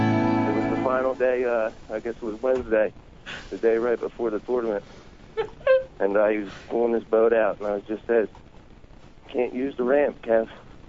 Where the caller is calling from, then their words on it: Mount Ephraim, New Jersey, United States; …, and I'm calling from Mount Ephraim.